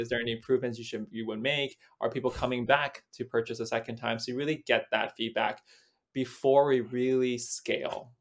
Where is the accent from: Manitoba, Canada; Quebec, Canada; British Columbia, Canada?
British Columbia, Canada; Vancouver; I was born and raised in Vancouver